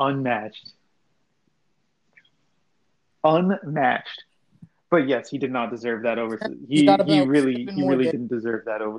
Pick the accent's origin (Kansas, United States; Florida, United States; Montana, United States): Florida, United States; Miami; I'm from Miami.